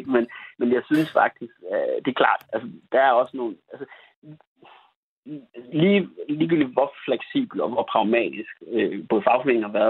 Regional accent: Denmark

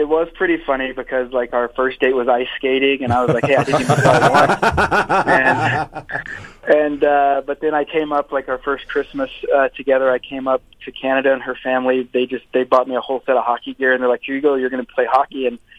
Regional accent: Oklahoma City, Oklahoma, United States; I'm originally from Oklahoma City.

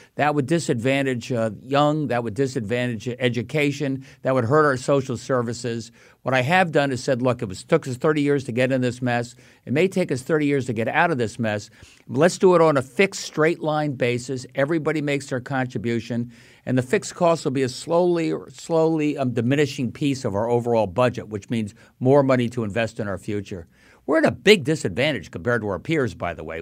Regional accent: Long Island, New York, United States; now in Connecticut, United States; I grew up in Long Island

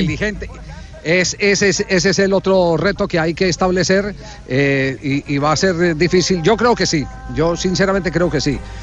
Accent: Colombia; acá en Colombia

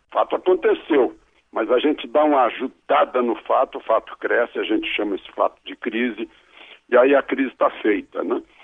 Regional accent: Brazil

